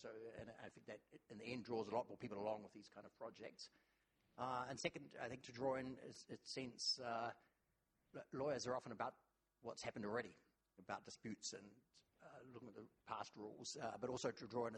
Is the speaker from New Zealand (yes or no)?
yes; New Zealand; also born or lived in Oxford, United Kingdom; now in New York, United States; I'm from New Zealand originally